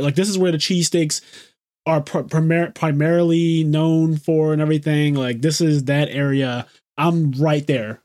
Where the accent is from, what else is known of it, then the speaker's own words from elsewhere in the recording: Philadelphia, Pennsylvania, United States; we're both from South Philly, actually, which is actually interesting. I'm from the hood.